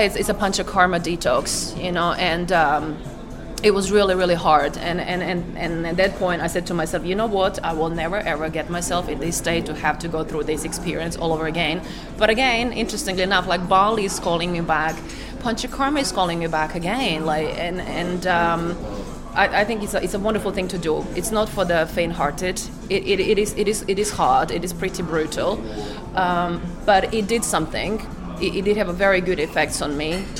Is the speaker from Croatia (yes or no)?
yes; Croatia; I'm from Croatia